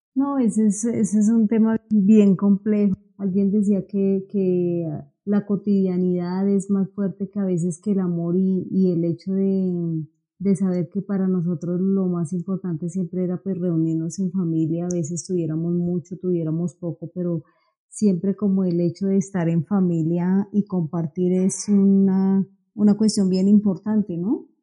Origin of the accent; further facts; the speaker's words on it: Bogotá, Colombia; yo soy una bogotana